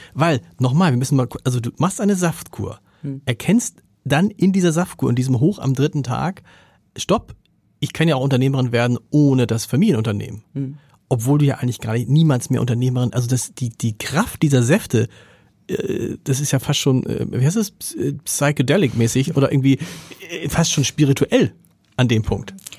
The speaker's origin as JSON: {"language": "German", "region": "Hamburg", "country": "Germany", "said": "als Hamburger"}